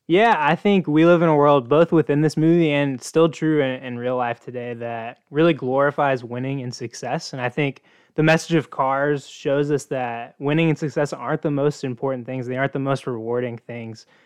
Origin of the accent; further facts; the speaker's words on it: Oklahoma, United States; I grew up in Oklahoma, which is sort of the South Midwest